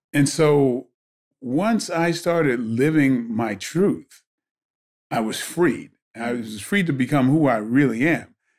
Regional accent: Bridgeport, Connecticut, United States; I grew up in Bridgeport, Connecticut

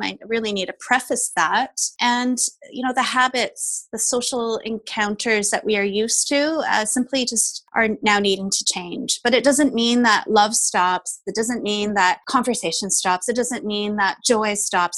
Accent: Canada; I am Taiwanese Canadian

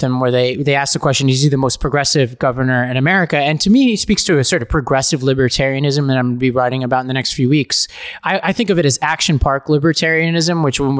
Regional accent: New York, United States; just as a New Yorker

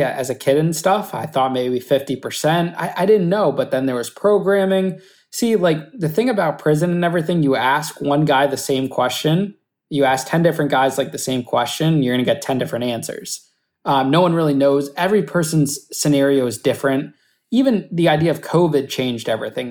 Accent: Danbury, Connecticut, United States; Danbury, which was my hometown

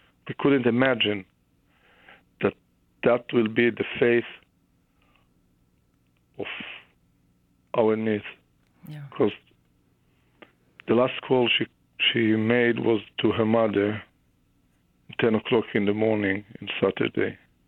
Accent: Regina, Saskatchewan, Canada; You know, Canada, I grew up, I was born in Regina, Saskatchewan.

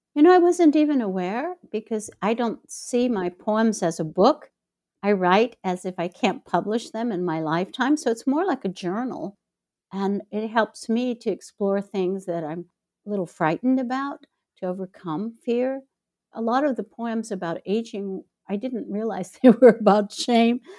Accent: Chicago, Illinois, United States; moved away as an adult; now in Mexico; my hometown, Chicago

